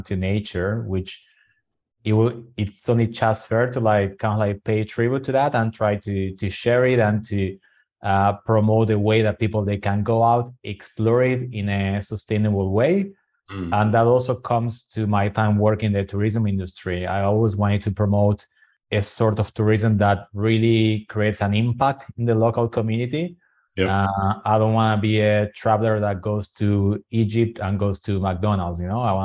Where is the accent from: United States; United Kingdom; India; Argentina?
Argentina; Buenos Aires; English is a second language; moved away; Buenos Aires, which is my hometown